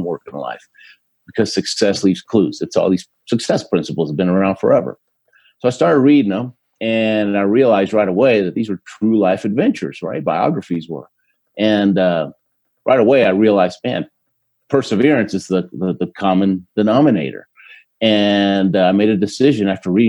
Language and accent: English; Houston, Texas, United States; born or raised there; first language Spanish; English is a second language; also born or lived in Argentina